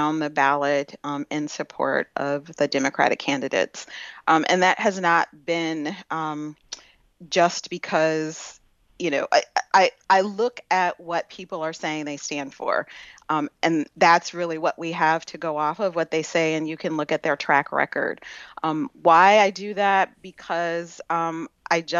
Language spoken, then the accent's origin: English; Detroit, Michigan, United States; now in Woodhaven, United States; Lived in Detroit first 20-some years of my life, and then stayed in Wayne County and in the suburbs of Detroit.